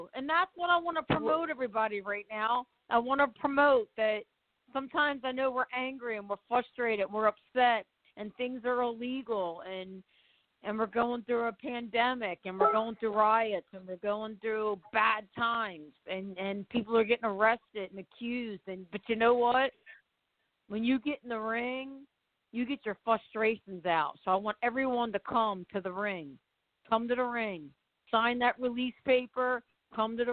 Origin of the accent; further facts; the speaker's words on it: Baltimore, Maryland, United States; also born or lived in Los Angeles; now in Orlando, United States; I'm from Baltimore, but I'm in Orlando